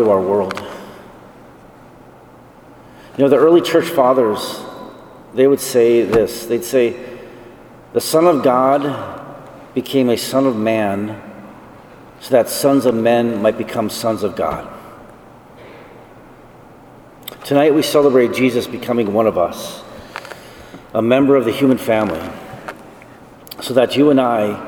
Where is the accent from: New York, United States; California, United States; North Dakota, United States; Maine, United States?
North Dakota, United States; Esmond; moved away as an adult; also born or lived in Colorado; I grew up on a farm near the middle of North Dakota. My hometown is called Esmond.